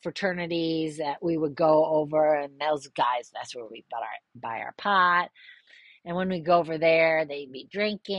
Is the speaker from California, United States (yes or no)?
no; East Grand Rapids, Michigan, United States; growing up in East Grand Rapids